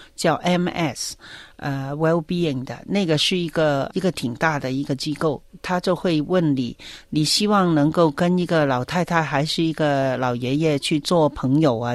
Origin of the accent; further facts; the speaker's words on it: Hong Kong; moved away as an adult; now in Victoria, Australia; 我们香港人做事的效率还是蛮高的